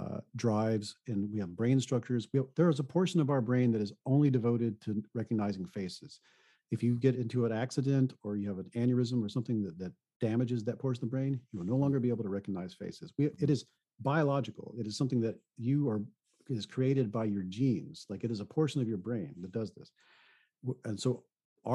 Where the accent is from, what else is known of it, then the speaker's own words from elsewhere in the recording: the South, United States; I come from the South